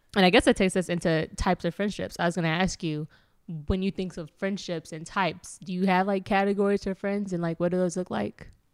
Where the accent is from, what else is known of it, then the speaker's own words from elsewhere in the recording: Louisville, Kentucky, United States; I am from Louisville, Kentucky